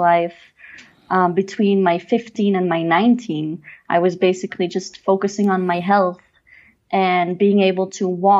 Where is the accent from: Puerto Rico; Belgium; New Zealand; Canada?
Belgium; Mechelen, Flanders; moved away as an adult; also born or lived in Brussels; now in Cusco, Peru; I'm from Mechelen, which is a city in between Antwerp and Brussels.